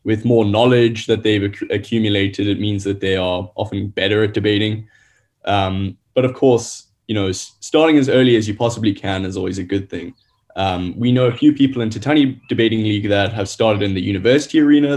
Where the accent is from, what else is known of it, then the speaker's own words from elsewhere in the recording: Gauteng, South Africa; moved away; I'm from Gauteng originally